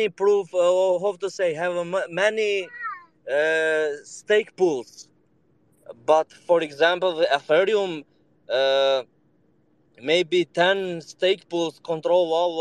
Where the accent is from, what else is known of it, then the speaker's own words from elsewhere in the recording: Serbia; I joined you from Serbia, so I am from Balkan